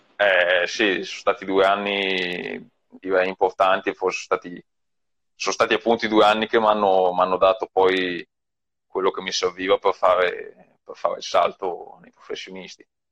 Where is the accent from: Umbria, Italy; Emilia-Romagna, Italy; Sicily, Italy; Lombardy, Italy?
Lombardy, Italy; province of Mantua; io ho visto una corsa qua nel mio paese quando avevo sei anni